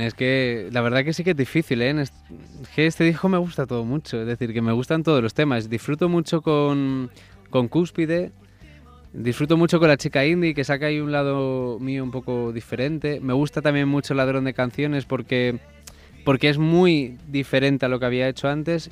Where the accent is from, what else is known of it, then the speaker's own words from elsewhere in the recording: Mallorca, Balearic Islands, Spain; now in Madrid, Spain; Yo soy de Mallorca